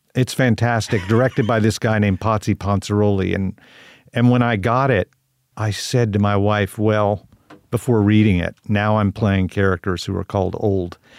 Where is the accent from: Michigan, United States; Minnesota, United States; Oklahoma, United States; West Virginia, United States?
Oklahoma, United States; Tulsa; born or raised there